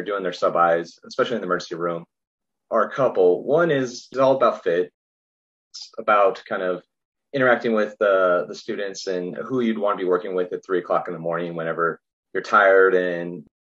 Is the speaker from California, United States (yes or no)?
no; Roswell, New Mexico, United States; moved away as an adult; also born or lived in Glendale, Arizona / Chicago; now in San Diego, United States; I'm from New Mexico originally, from Roswell